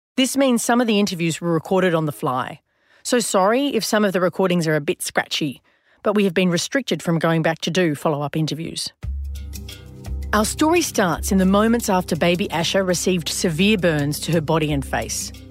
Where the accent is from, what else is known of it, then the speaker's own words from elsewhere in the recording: Australia; in my home country